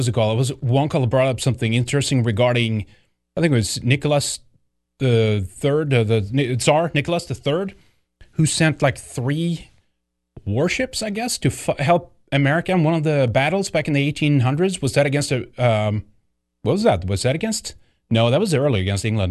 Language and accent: English; Sweden; moved away; growing up in Sweden